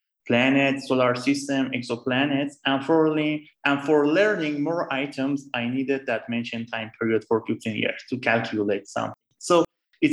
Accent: Tehran, Tehran Province, Iran; moved away as an adult; now in Florence, Italy; I was born and raised in Tehran

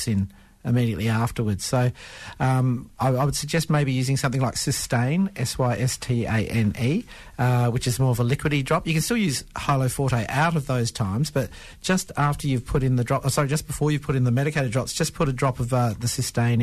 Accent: Perth, Western Australia, Australia; born or raised there; also born or lived in Carnarvon, Western Australia / India

